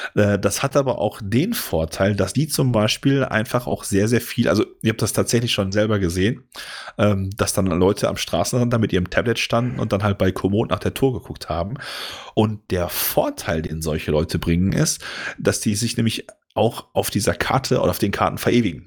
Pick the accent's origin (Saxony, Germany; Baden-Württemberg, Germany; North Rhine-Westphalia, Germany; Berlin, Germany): North Rhine-Westphalia, Germany; Ruhr area; bei uns im Ruhrgebiet